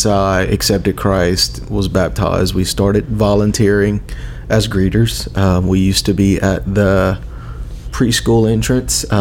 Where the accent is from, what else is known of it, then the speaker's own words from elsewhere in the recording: Lawtell, Louisiana, United States; I grew up in Lawtell, which is between Opelousas and Eunice